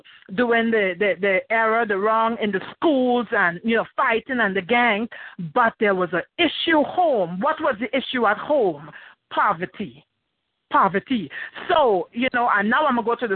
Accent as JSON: {"language": "English", "country": "Trinidad & Tobago", "also_born_or_lived": "Belgium", "moved": "yes", "said": "I'm originally from Trinidad and Tobago. Also, I've lived in Belgium, Europe."}